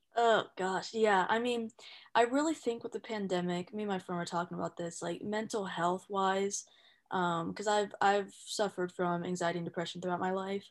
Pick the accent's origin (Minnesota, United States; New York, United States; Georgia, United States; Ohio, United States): Ohio, United States; moved away as an adult; now in California, United States; I'm from Ohio, I came out to California with my sister's family